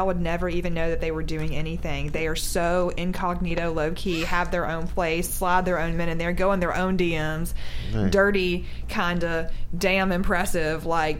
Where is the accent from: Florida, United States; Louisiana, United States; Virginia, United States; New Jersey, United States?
Louisiana, United States; moved away; I'm from Louisiana.